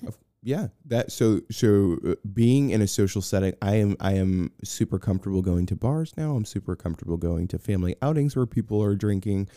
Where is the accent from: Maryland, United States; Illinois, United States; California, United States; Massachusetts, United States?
Massachusetts, United States; Boston; moved away; I'm from Boston